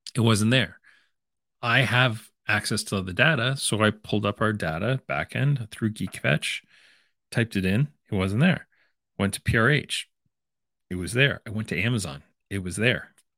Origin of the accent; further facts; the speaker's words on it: London, Ontario, Canada; my hometown of London, Ontario